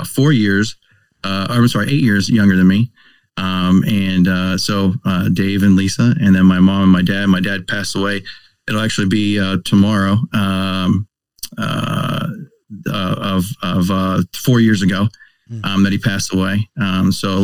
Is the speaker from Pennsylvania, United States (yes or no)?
yes; Berwick, Pennsylvania, United States; Grew up in the town of Berwick